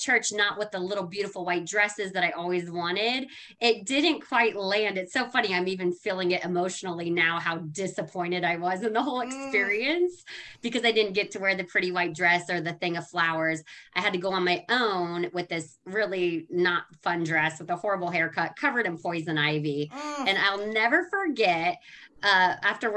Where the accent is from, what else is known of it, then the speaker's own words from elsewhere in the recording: Paulding County, Ohio, United States; I grew up very poor in Paulding County